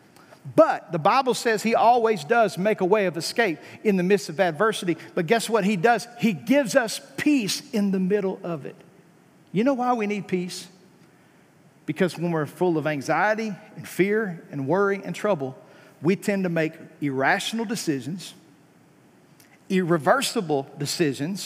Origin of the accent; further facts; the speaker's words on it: United States; we're an American Christian